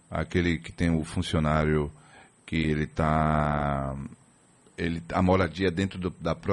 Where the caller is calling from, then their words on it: Moreilândia, Pernambuco, Brazil; Falando de Morelândia, Pernambuco. Aí. Eu sou de Leus, mas atualmente estou morando aqui.